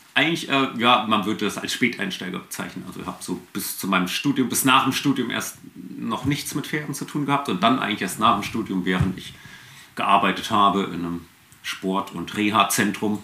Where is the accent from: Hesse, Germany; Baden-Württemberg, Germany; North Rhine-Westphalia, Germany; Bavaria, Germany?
Hesse, Germany; Fulda; also born or lived in Frankfurt / Bad Wildungen; Ursprünglich geboren in Fulda